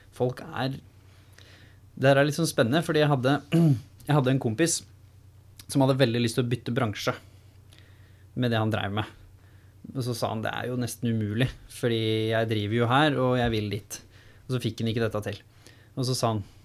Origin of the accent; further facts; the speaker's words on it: Norway; jeg har jo vokst opp med å være annerledes på bygda